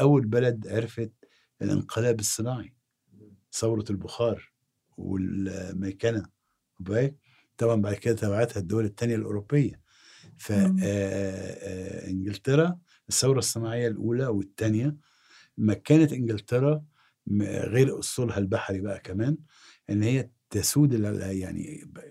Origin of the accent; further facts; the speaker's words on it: Egypt; اكون انا مصري